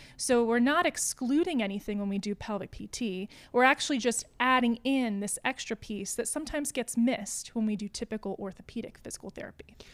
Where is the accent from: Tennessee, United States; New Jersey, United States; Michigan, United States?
Tennessee, United States; Johnson City; also born or lived in Asheville, North Carolina; I was born in Asheville, but, uh, my family moved around a little bit growing up, and then we kinda settled here in Johnson City